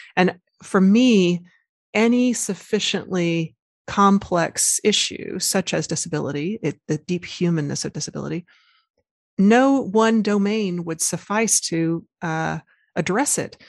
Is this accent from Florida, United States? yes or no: no; Arkansas, United States; I was raised, uh, born and raised in Arkansas